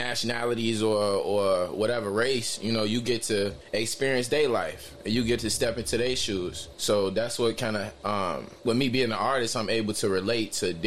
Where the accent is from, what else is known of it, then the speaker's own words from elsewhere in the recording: Chicago, Illinois, United States; I'm from Chicago, Illinois. I was, you know, raised mainly, you know, over east